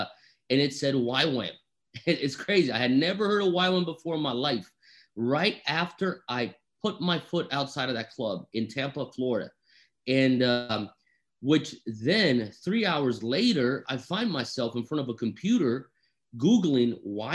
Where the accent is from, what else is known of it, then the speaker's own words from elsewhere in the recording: Brazil; moved away; also born or lived in Europe / United States; I am half Japanese. I'm half Italian, born and raised in Brazil, spent part of my childhood in Europe, was educated in America